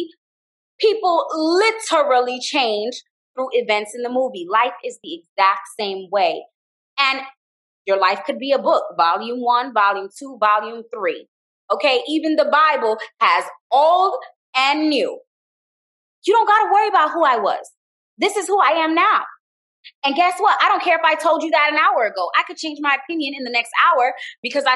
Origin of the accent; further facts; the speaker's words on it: Miami, Florida, United States; also born or lived in Jamaica; I'm Jamaican, but I grew up in Miami